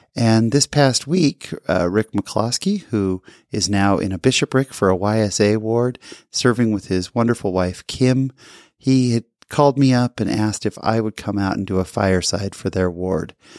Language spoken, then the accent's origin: English; California, United States; I grew up in California